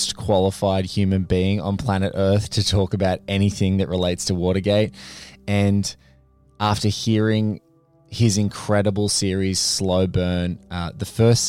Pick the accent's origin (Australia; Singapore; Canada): Australia; the only annoying thing for me as an Australian is that I can't see the damn show.